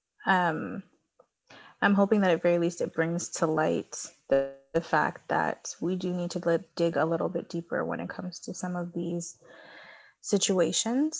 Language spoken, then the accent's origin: English; Canada; we're Canadian